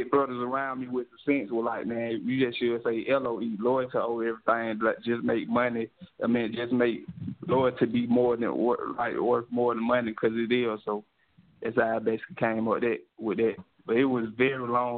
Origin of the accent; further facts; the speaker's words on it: Atlanta, Georgia, United States; I'm from Atlanta originally, or born and raised still here today